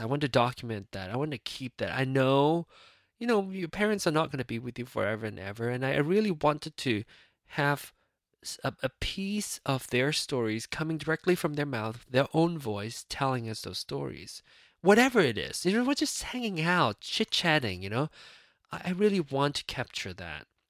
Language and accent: English; Penang, Malaysia; moved away; Penang, my hometown